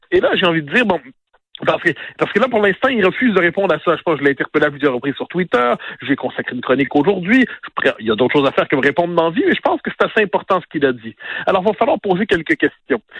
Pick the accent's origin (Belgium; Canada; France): Canada; Quebec; en tant que Québécois francophone